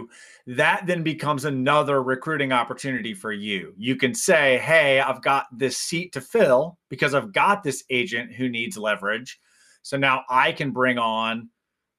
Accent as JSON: {"language": "English", "town": "Houston", "region": "Texas", "country": "United States", "tie": "born or raised there", "said": "I grew up in the Houston area"}